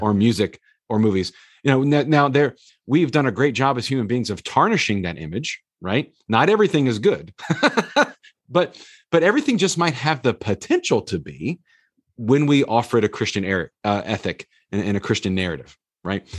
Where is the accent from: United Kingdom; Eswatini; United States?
United States; the South; growing up in the South